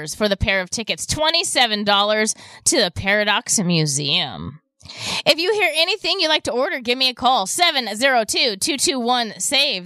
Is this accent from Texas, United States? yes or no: no; Nevada, United States; I was born in Nevada